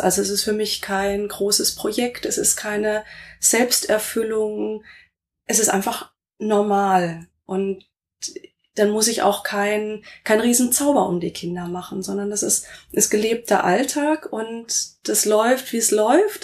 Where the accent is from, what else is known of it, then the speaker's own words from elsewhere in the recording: Rastatt, Baden-Württemberg, Germany; moved away as an adult; also born or lived in Karlsruhe / Essen / Saarbrücken / Kaiserslautern; now in Limburgerhof, Germany; Ich bin in Karlsruhe geboren, bin in Rastatt aufgewachsen